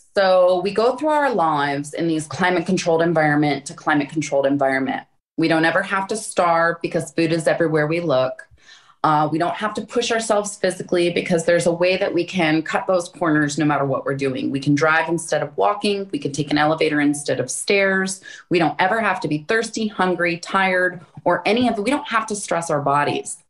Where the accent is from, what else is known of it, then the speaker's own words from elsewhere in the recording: Florida, United States; moved away; also born or lived in Hawaii / Phoenix; I grew up in Florida.